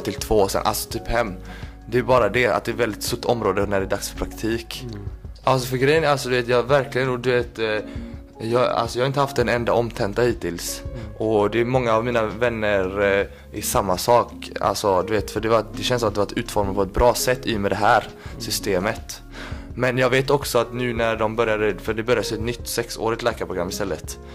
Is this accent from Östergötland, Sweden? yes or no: no; Kalmar, Kalmar County, Sweden; moved away as an adult; now in Gothenburg, Sweden; född och uppvuxen i Kalmar